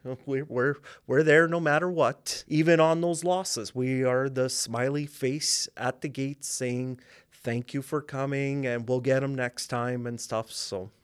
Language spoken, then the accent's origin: English; Regina, Saskatchewan, Canada; I'm from Regina, born and raised. I grew up in uplands area